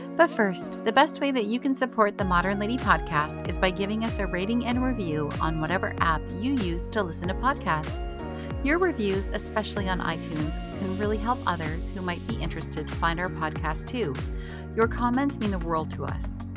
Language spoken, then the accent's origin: English; Canada; being Canadian